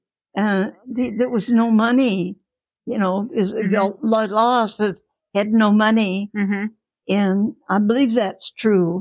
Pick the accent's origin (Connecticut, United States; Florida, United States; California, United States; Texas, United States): California, United States; Maywood; I grew up in Maywood, California